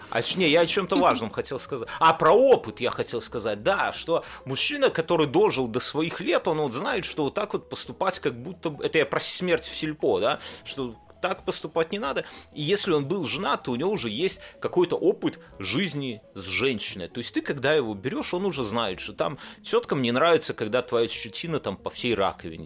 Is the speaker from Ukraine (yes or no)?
no; Belarus; now in Lithuania; я белорус